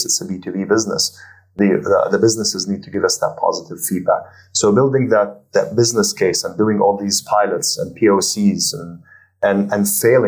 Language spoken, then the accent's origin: English; Jordan; now in Abu Dhabi, United Arab Emirates; I'm originally from Jordan